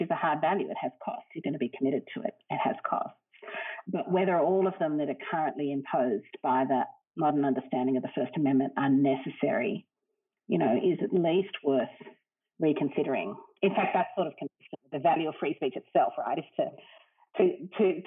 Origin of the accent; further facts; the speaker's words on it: Australia; as an Australian